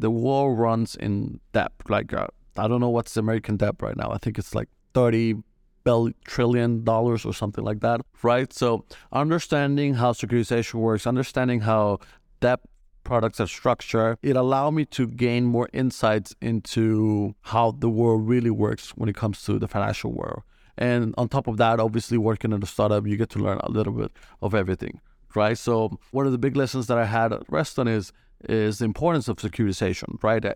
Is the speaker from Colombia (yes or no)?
yes; Colombia; moved away as an adult; now in United States; I'm originally from Colombia, uh, moved to the States in two thousand fifteen